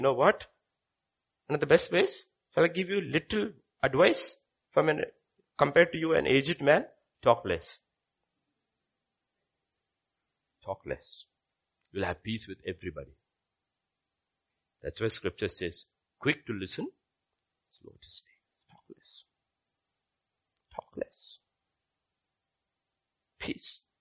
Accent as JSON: {"language": "English", "region": "Kerala", "country": "India", "moved": "yes", "lives_now": "Hyderabad, India", "said": "I'm from Kerala."}